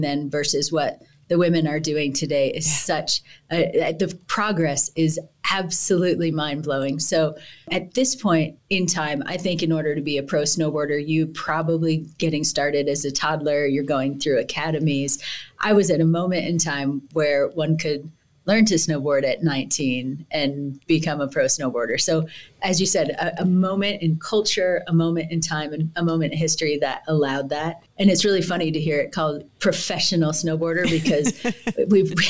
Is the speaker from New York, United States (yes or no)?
no; New Jersey, United States; Growing up in New Jersey